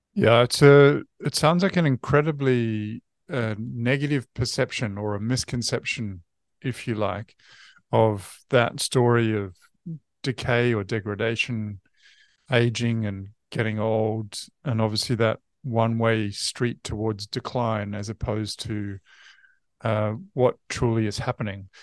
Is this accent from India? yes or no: no; New Zealand